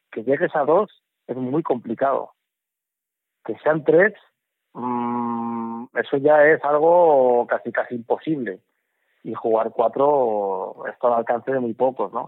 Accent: Móstoles, Community of Madrid, Spain; also born or lived in Navalacruz; me he criado en Móstoles, soy madrileño y a mucha honra español.

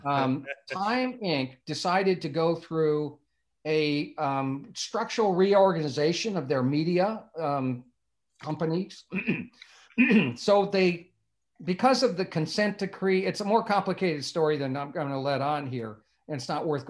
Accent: Bloomington, Indiana, United States; moved away as an adult; also born or lived in Wilmette, Illinois / Hollywood; I grew up in Bloomington

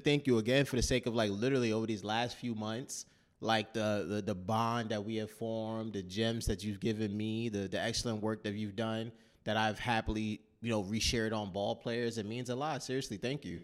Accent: New York City, New York, United States; I'm from New York, especially New York City

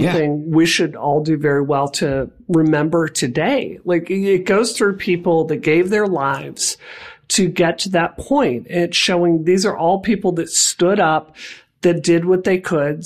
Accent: Mississippi, United States; I grew up queer in Mississippi

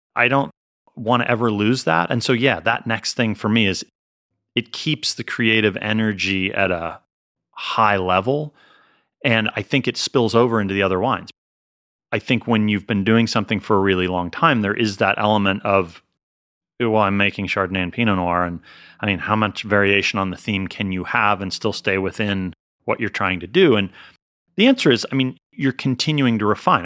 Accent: Pennsylvania, United States; also born or lived in Northeast US / Colorado / Massachusetts; now in California, United States; I'm from Pennsylvania

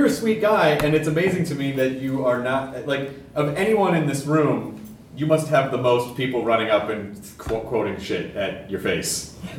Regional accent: United States; My American brain

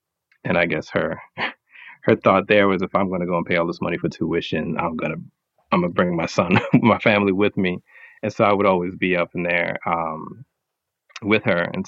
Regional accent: Brooklyn, New York, United States; I think just growing up in New York in general has a crazy influence on a person because there's so many different cultures and everything mashed up together. But Brooklyn, especially, I've got like a great sense

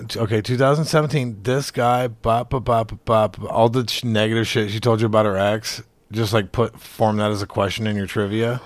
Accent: Alabama, United States; I'm from Alabama

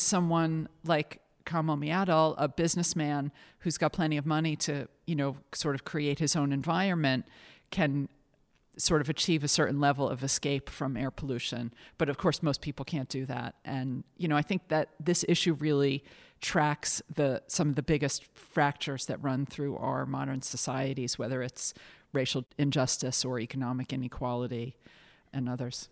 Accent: United States; moved away as an adult; now in London, United Kingdom; I'm an American, but I've lived in London for 18 years

